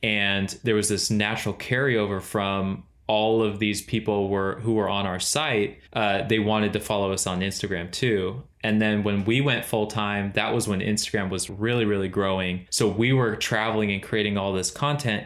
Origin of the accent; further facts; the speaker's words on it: Central Valley, California, United States; moved away as an adult; now in Charleston, United States; we grew up in the Central Valley in California